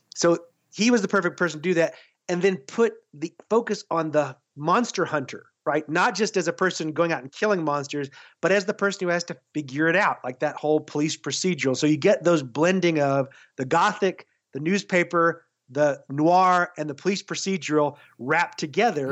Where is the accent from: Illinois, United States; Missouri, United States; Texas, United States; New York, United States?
Texas, United States; I grew up in Texas